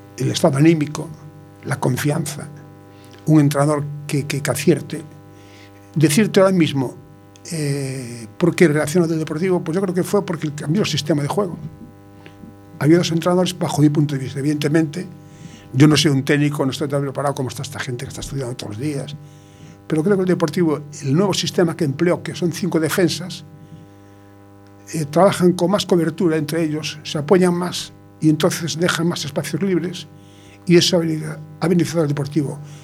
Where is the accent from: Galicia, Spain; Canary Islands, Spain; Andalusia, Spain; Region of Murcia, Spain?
Galicia, Spain; A Coruña; Yo nací en La Coruña, estoy de La Coruña